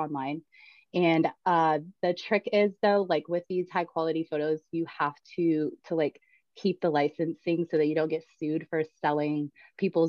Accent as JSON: {"language": "English", "town": "Atlanta", "region": "Georgia", "country": "United States", "tie": "born or raised there", "moved": "as an adult", "lives_now": "Ozarks, United States", "said": "I'm originally from Atlanta. Born and raised"}